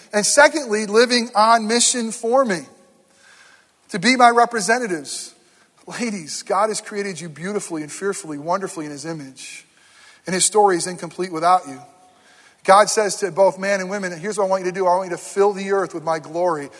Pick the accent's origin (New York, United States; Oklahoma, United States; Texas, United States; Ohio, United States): New York, United States; near Herkimer, upstate; moved away; very close to my hometown this week uh, in Herkimer, New York.